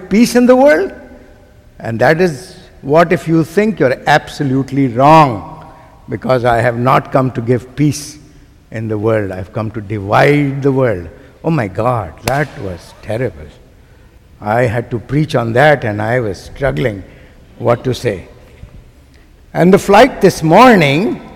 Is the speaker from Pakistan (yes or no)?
yes; Pakistan; I am from South Asia. I come from a country called Pakistan